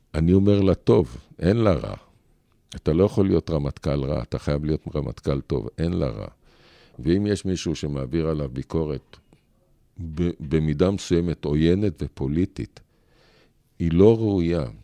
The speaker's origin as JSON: {"language": "Hebrew", "town": "Ramla", "region": "Central District", "country": "Israel", "tie": "born or raised there", "said": "אני שנולדתי פה, לא שבתי לאף מקום, גדלתי פה, צמחתי פה"}